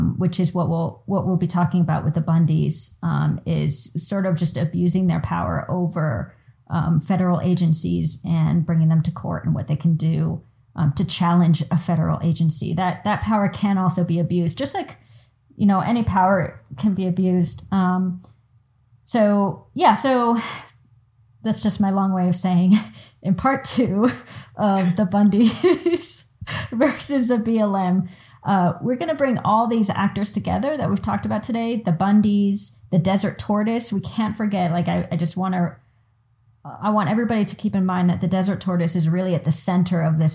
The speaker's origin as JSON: {"language": "English", "country": "United States", "said": "us as the American public"}